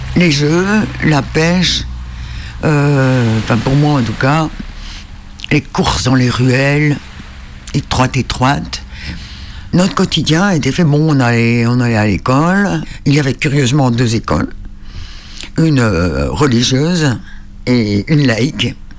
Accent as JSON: {"language": "French", "town": "Île de Sein", "region": "Brittany", "country": "France", "tie": "born or raised there", "said": "je suis originaire de l'île de Saint"}